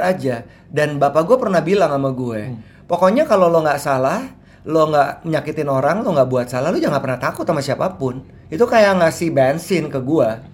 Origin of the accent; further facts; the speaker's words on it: Jakarta, Indonesia; also born or lived in Manado / Surabaya; gue besar anak Ancol